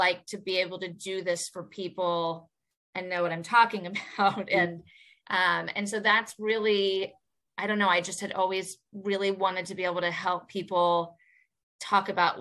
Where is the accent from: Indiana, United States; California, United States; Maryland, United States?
Indiana, United States; moved away; also born or lived in New York; I'm also from Indiana.